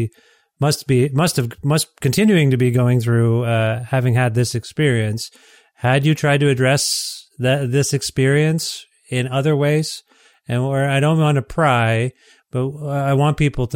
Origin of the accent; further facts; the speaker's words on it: Ontario, Canada; moved away as an adult; now in Alberta, Canada; I live in Alberta, having been I'm from Ontario